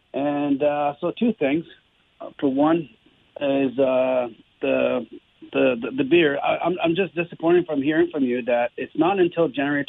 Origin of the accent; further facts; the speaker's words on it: Quebec, Canada; moved away; I grew up in Quebec